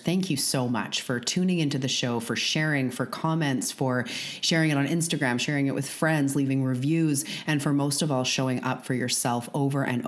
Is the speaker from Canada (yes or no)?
yes; Canada; I'm a Canadian